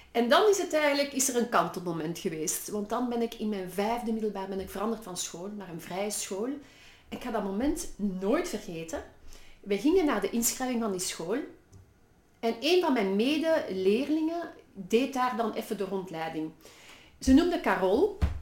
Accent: Brussels, Brussels-Capital Region, Belgium; accent: Brussels; typisch mijn Brussels accent

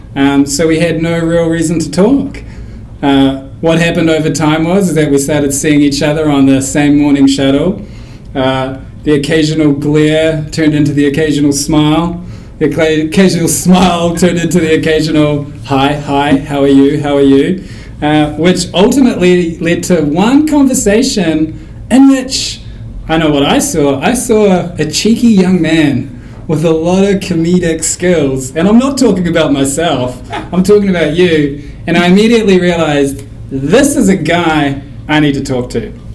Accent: New Zealand; moved away as an adult; now in United States; growing up in New Zealand

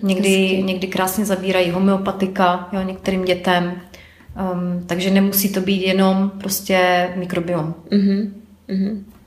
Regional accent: Ostrava, Moravian-Silesian Region, Czechia; now in Prague, Czechia; pocházím z Ostravy, takže lidi mě tam více asi znají než tady v Praze

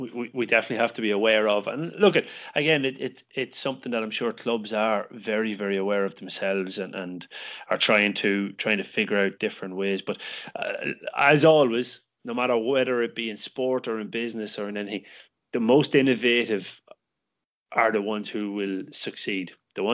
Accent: Cork, Munster, Ireland; All you need to know is that I'm from Cork, and that's the most important place in the world.

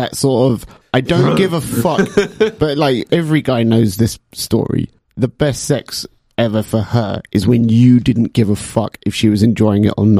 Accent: England, United Kingdom; You know, we're English

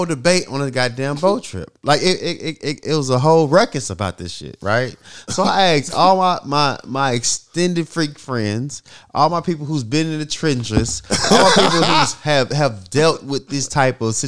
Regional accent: North Little Rock, Arkansas, United States; I come from North Little Rock

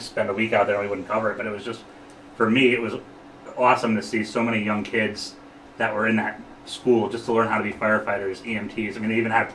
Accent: United States; growing up in Sullivan County

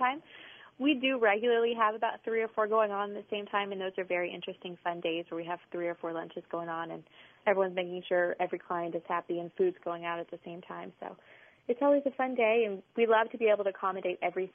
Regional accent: Alice, Texas, United States; now in Corpus Christi, United States; I grew up in Alice, and I live here

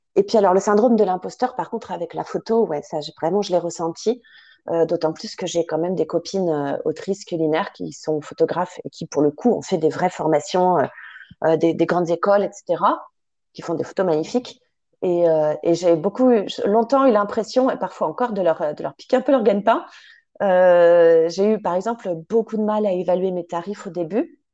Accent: Paris, Île-de-France, France; also born or lived in Sologne; j'ai grandi à Paris

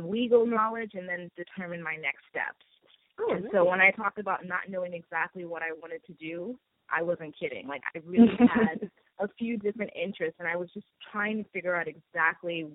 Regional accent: Trinidad & Tobago; now in Brooklyn, United States; I am originally from Trinidad and Tobago, and I reside in Brooklyn, New York.

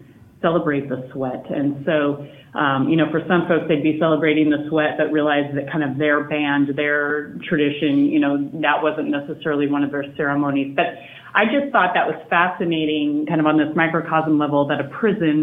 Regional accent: Montana, United States; moved away as an adult; also born or lived in Boston; now in Oregon, United States; I'm from Montana, and so that's where I grew up and went to college and worked there prior to going out to Boston

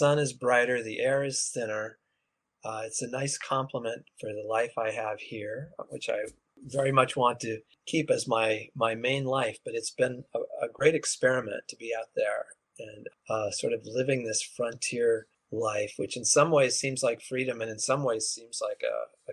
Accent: Colorado, United States; now in New York City, United States; I live in New York City, but I'm from Colorado and have family there, lots of family

